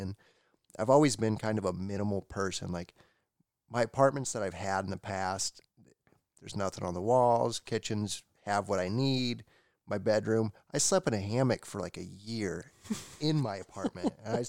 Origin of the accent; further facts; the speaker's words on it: Indiana, United States; moved away as an adult; also born or lived in Texas; So I grew up in Indiana and lived there my whole life. And then when I was 20 years old, I decided that, hey, I want to do something different. I want to leave.